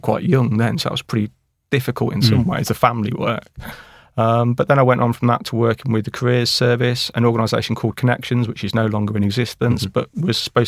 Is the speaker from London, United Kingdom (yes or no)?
no; Rugby, West Midlands, United Kingdom; now in Somerset, United Kingdom; Rugby, Warwickshire.